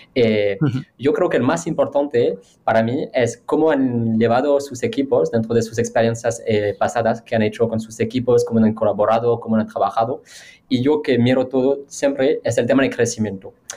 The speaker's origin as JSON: {"language": "Spanish", "country": "France", "second_language": "Spanish", "moved": "yes", "lives_now": "Spain", "said": "yo haciendo una entrevista como francés"}